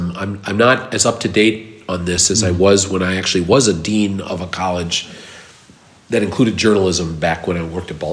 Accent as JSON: {"language": "English", "region": "Minnesota", "country": "United States", "said": "I'm Minnesotan"}